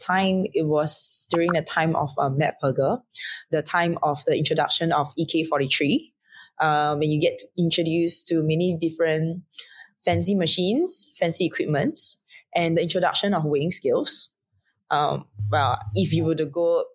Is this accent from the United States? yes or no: no; Singapore; I'm from Singapore